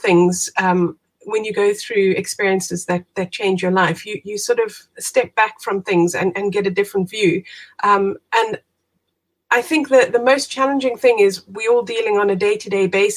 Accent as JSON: {"language": "English", "country": "South Africa", "moved": "as an adult", "lives_now": "United Kingdom", "said": "I am originally from South Africa, as you can hear. Moved out to the UK about 20 years ago now."}